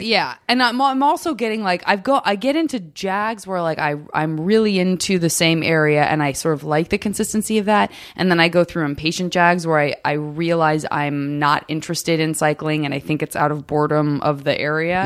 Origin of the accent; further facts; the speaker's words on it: Tucson, Arizona, United States; I'm from Tucson